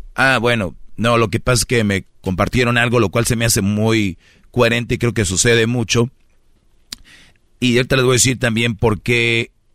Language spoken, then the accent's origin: Spanish; Monterrey, Nuevo León, Mexico; yo soy de Monterrey